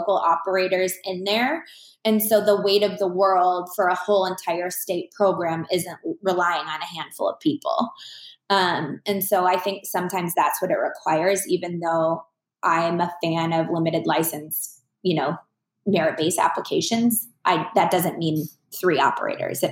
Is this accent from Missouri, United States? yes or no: no; Minnesota, United States; moved away as an adult; now in Phoenix, United States; I'm originally from Minnesota. I was born and raised there. I've lived in Phoenix longer than I ever lived in Minnesota because I moved here when I was relatively young.